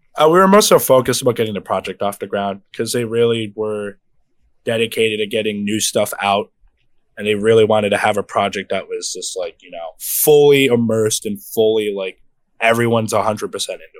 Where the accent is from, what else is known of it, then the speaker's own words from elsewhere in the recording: Brockton, Massachusetts, United States; I grew up in Mass. I grew up in fucking Brockton, born and raised lived here my whole life